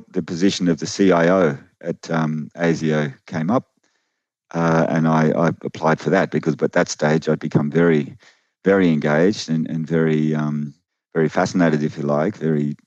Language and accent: English; Canberra, Australian Capital Territory, Australia; also born or lived in Sydney; Originally I was born in Sydney, but most of my life, I've grown up in Canberra, which is, a little distance from Sydney, a bit inland.